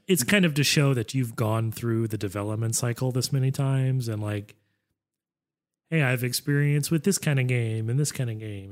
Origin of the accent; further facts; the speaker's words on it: United States; as an American, I had no culture